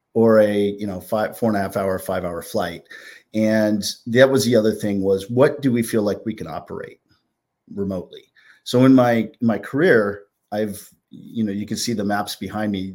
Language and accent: English; California, United States; now in New Jersey, United States; some of my friends that I grew up with in California, 'cause I'm a transplant from West Coast to East Coast